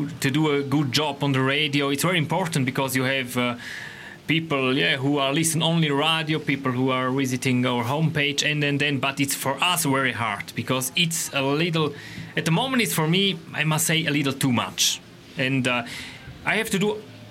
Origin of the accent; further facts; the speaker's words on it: Switzerland; English is a second language; I'm Swiss. I'm from Switzerland